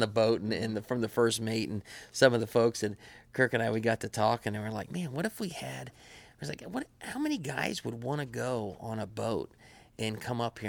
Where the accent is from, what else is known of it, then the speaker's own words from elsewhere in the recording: Madison, United States; we grew up over in Madison